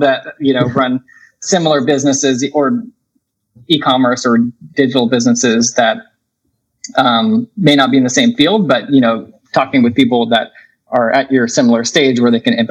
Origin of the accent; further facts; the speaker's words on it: Vancouver, Washington, United States; also born or lived in Oregon; I grew up in the Northwest in the Vancouver, Washington area